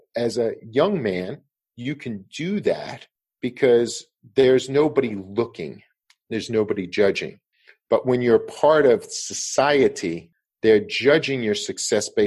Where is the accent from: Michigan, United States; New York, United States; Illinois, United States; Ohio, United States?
New York, United States; Levittown; I grew up in Levittown